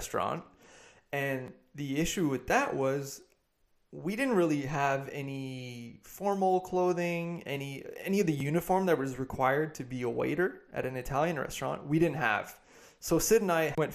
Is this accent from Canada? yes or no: yes; east coast of Canada, Canada; I'm from the east coast of Canada